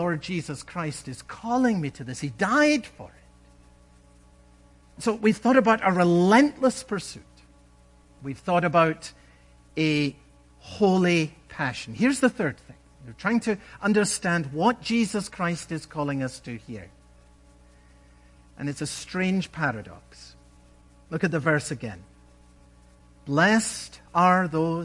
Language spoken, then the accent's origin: English; Scotland, United Kingdom; When I was a boy growing up in Scotland